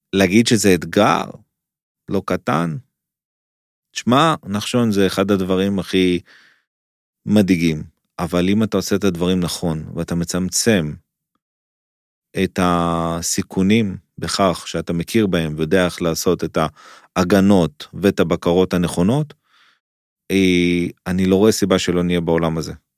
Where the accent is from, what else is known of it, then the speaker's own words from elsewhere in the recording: Israel; אני ישראלי